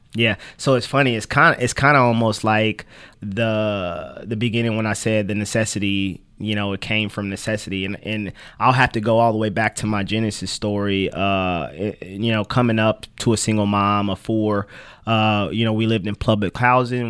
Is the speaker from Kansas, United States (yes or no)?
yes; Kansas City, Kansas, United States; moved away as an adult; now in Topeka, United States; I was born in Kansas City, Kansas